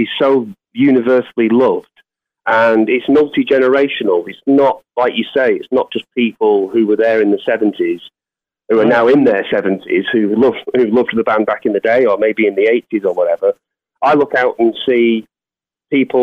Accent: Manchester, North West England, United Kingdom; my hometown of Manchester in the UK

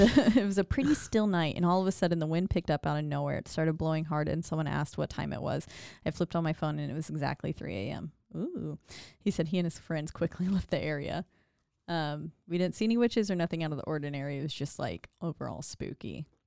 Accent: Glendale Springs, North Carolina, United States; moved away; my hometown of Glendale Springs, North Carolina, like where I was born

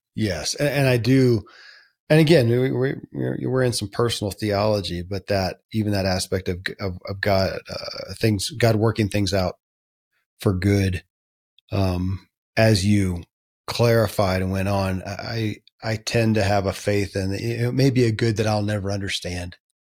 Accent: Kentucky, United States; born or raised there

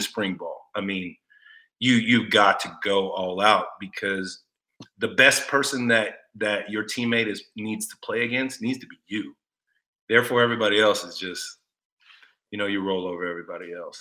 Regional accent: Austin, Texas, United States; moved away as an adult; also born or lived in Detroit; a country boy from Austin, and being from Texas

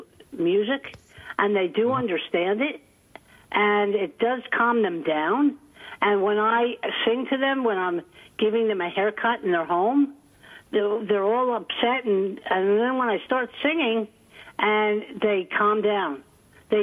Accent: Millburn, New Jersey, United States; I grew up in Millburn, New Jersey

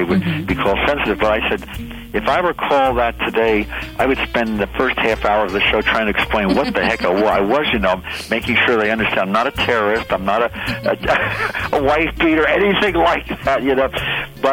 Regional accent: New Jersey, United States; I'm from New Jersey

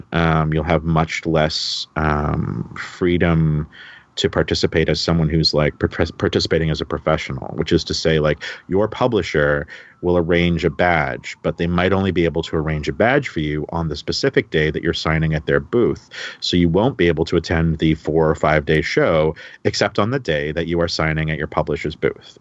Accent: Canada; also born or lived in Toronto; growing up in Canada.

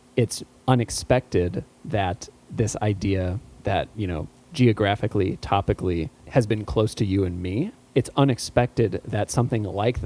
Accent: outside of Chicago, Illinois, United States; growing up outside of Chicago

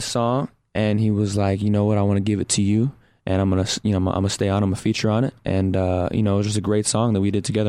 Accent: Texas, United States; I'm from Texas. I gotta throw those Texas roots in there.

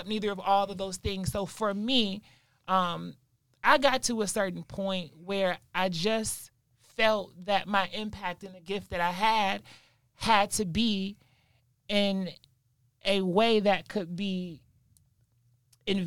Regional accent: Michigan, United States; moved away; also born or lived in Detroit; So I was raised in Michigan with my mom's side of the family, close to our Native American reservation, which is up in Mount Pleasant, Michigan

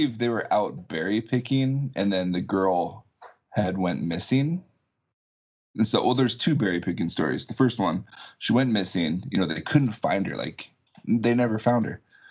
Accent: Arlington, Washington, United States; also born or lived in Alaska; I was born in Alaska. My parents were teachers. And so my dad got a job as a principal down here. So he moved down here to Arlington when I was in the third grade.

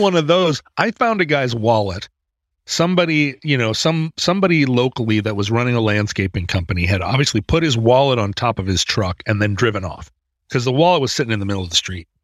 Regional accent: United States; as an American

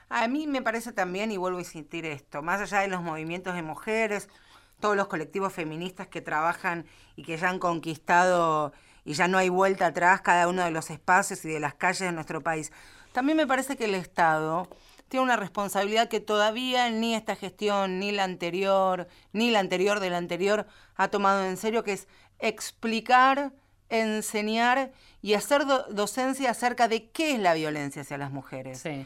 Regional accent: Villa Gesell, Buenos Aires Province, Argentina; yo vengo de Villa Gesell.

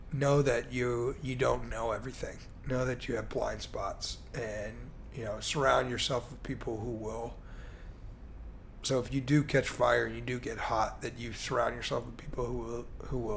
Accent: Chicago, Illinois, United States; I mean, I'm originally from Chicago, so Jordan was like

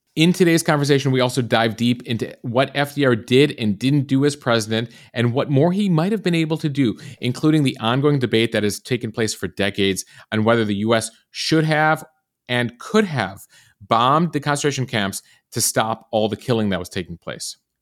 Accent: United States; growing up in America

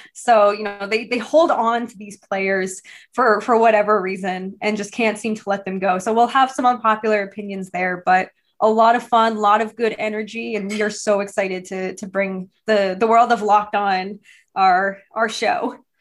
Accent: Massachusetts, United States; I grew up in Massachusetts

